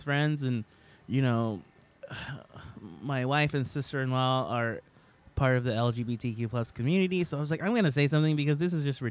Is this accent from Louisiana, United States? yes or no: no; Sacramento, California, United States; now in New York, United States; We're all from Sacramento